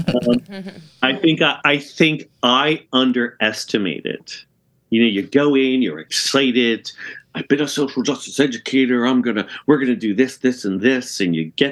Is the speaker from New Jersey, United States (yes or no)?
yes; New Jersey, United States; moved away; also born or lived in Connecticut; I grew up in South Jersey